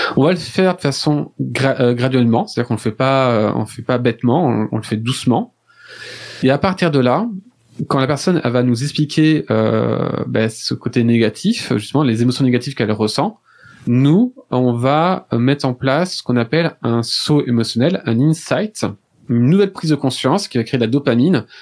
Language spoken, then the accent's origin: French; France; je suis français